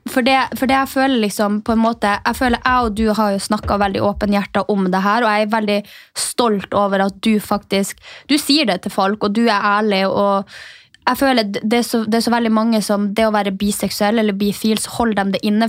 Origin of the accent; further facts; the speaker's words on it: Alta, Finnmark, Norway; moved away as an adult; now in Oslo, Norway; vi gikk sammen på videregående i Alta